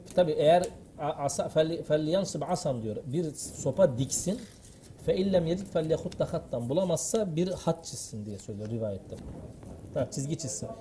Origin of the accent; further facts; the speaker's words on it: Siirt, Siirt Province, Turkey; biz e, Siirtliyiz.